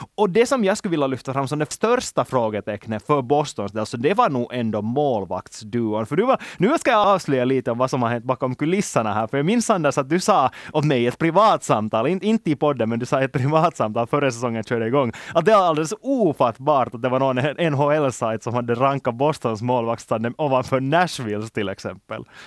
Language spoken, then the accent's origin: Swedish; Finland; som finländare